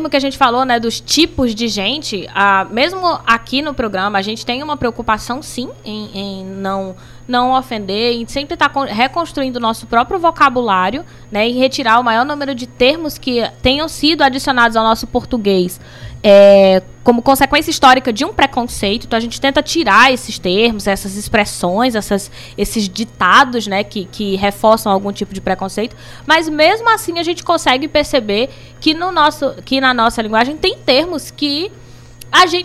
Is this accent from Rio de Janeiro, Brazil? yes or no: no; Belém, Pará, Brazil; born there; now in Cariri, Brazil; eu, eu, eu costumo dizer que eu sou natural de Belém do Pará e cultural do Cariri né? Porque a minha formação, eu tô aqui há 20 anos